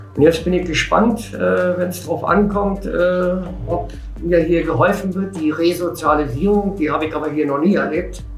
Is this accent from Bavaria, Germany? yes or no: yes; Bavaria, Germany; now in Berlin, Germany; ich bin in Bayern in ein Dorf groß geworden